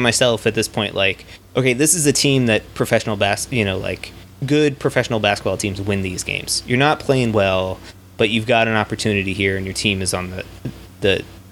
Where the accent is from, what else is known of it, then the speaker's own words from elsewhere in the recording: Washington, District of Columbia, United States; moved away; my hometown Washington Wizards